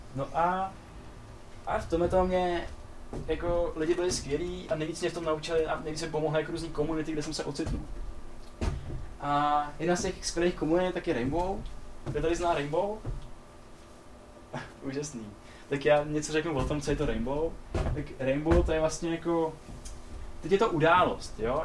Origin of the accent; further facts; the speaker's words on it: Czechia; pak jsem zjistil, že jsme Češi